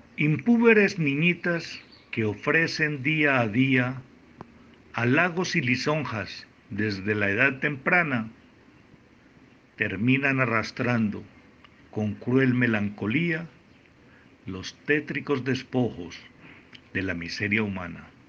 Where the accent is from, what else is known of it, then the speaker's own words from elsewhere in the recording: Frontino, Antioquia, Colombia; nacido en Frontino, Antioquia, Colombia